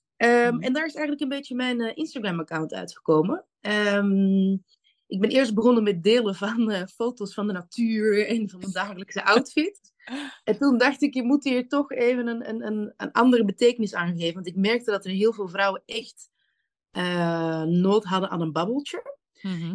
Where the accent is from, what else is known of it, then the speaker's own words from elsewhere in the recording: Antwerp, Flanders, Belgium; now in The Hague, Netherlands; Ik ben kom oorspronkelijk uit Antwerpen